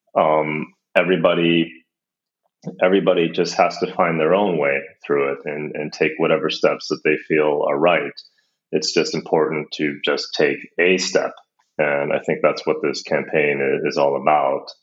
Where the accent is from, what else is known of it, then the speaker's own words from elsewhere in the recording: United States; now in Copenhagen, Denmark; I'm actually American. I live in uh, Copenhagen.